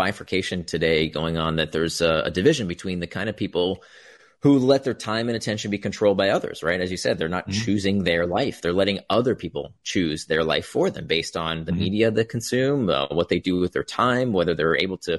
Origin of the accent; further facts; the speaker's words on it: Florida, United States; We had that too. I grew up in Central Florida.